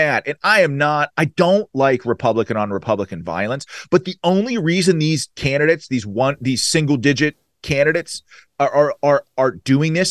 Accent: Allegheny County, Western Pennsylvania, United States; I was a Western Pennsylvania guy. I was from Allegheny County

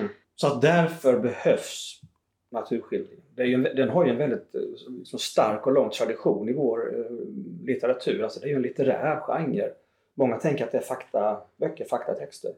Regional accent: southern Småland, between Växjö and Tingsryd, Kronoberg County, Sweden; moved away; hemifrån södra Småland eh, där jag växte upp mellan Växjö och Tingsryd.

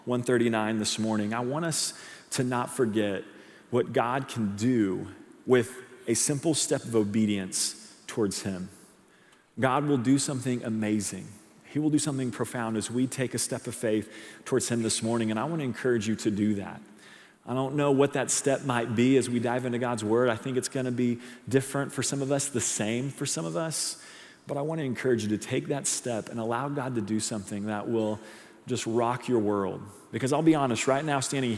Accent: Edmond, Oklahoma, United States; moved away; I'm actually from Edmond, Oklahoma, Oklahoma City. That's where I grew up, born and raised

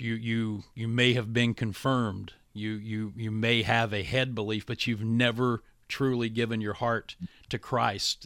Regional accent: West Virginia, United States; being a preacher's son in a small town growing up in West Virginia, like I did

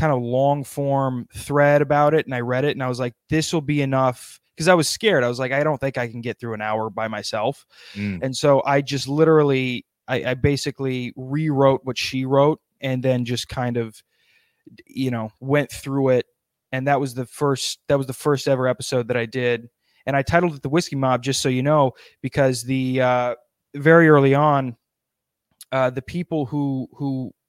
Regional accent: South Dakota, United States; now in New Jersey, United States; I live in New Jersey. I'm from South Dakota.

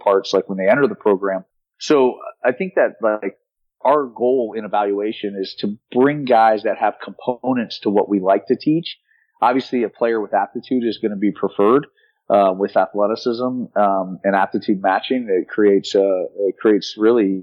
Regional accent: South Florida, United States; I'm from South Florida and I'm at the university that was 3 miles from my house growing up.

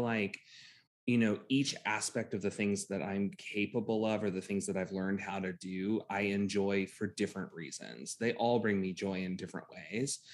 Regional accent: Titusville, Florida, United States; I grew up in central Florida, right near the Space Center

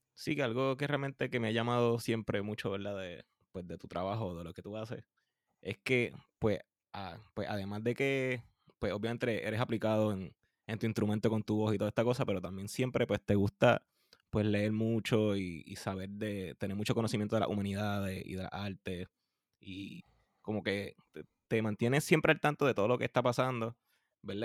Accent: Puerto Rico; nosotros los puertorriqueños que nos pasamos comiéndonos las letras

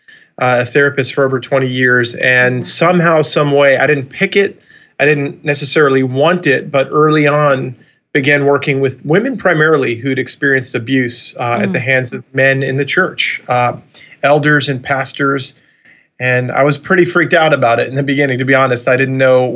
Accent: Long Island, New York, United States; also born or lived in Chicago / Orlando / San Francisco; now in Michigan, United States; I'm originally from Long Island, New York

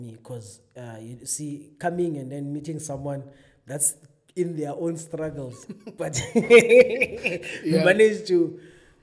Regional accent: Johannesburg, Gauteng, South Africa; moved away; also born or lived in Cape Town; I come from Johannesburg. So language was never a barrier

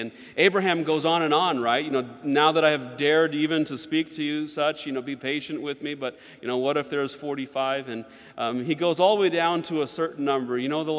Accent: Georgia, United States; also born or lived in North Carolina; And when I was growing up, I grew up a lot in the South, like Georgia and North Carolina, and a lot of my friends were Southern Baptist.

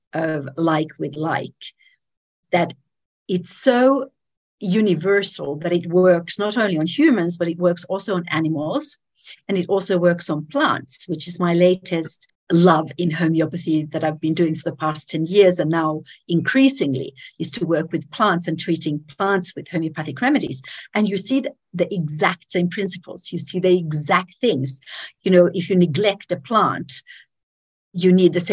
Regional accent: Finland; moved away as an adult; also born or lived in Israel / United Kingdom; now in Tanzania; I grew up in Finland.

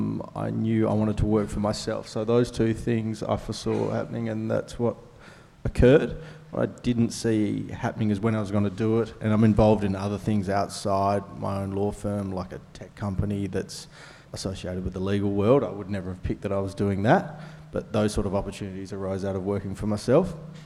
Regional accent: Suva, Central Division, Fiji; I'm born and bred in Suvi

